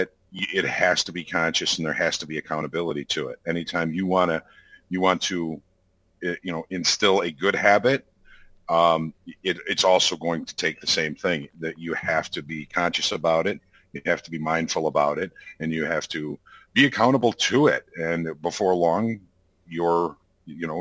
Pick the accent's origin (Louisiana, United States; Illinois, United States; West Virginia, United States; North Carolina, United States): Illinois, United States; Chicago; I was born and raised in and around Chicago.